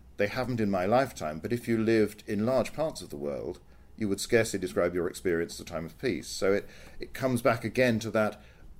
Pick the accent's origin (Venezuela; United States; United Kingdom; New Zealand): United Kingdom; I'm British, so I've lived in a very comfortable, secure environment all my life.